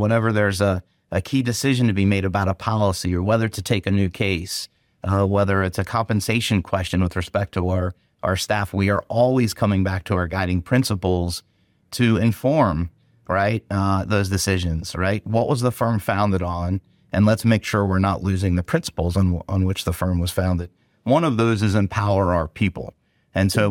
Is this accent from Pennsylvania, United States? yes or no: yes; Gettysburg, Pennsylvania, United States; I grew I grew up in Gettysburg.